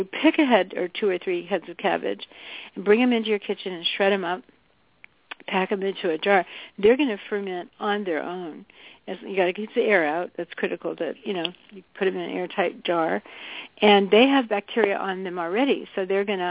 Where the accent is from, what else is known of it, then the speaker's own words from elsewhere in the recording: the South, United States; I grew up in the South and had a lot of fried chicken